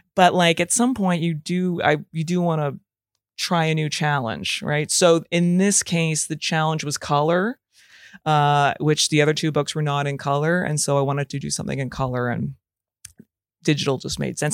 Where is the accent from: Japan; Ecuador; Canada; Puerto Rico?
Canada; Calgary, Alberta; now in Toronto, Canada; I live in Toronto, Canada. Uh, I'm originally from Calgary, Alberta.